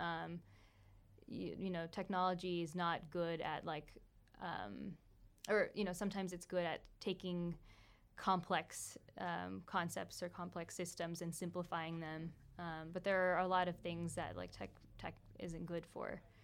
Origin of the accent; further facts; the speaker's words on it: Folsom, California, United States; moved away as an adult; also born or lived in Pennsylvania; now in New York, United States; growing up in Folsom